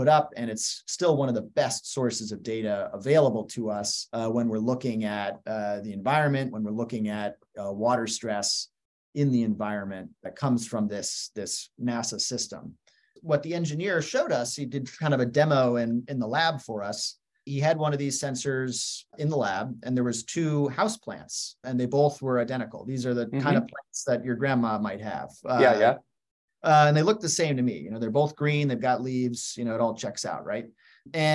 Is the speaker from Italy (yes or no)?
no; Western United States, the Rockies, United States; now in Washington, D.C., United States; I spent a lot of time growing up in the Western United States, in the Rockies.